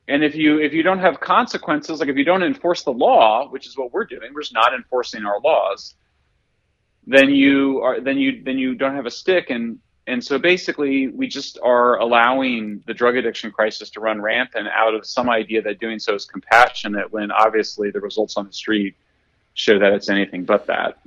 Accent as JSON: {"language": "English", "town": "Greeley", "region": "Colorado", "country": "United States", "said": "I'm from Greeley, Colorado"}